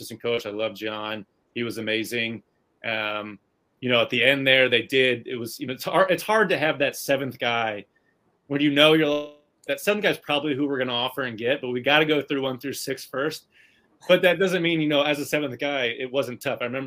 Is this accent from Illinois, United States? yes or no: no; Indiana, United States; growing up in Indiana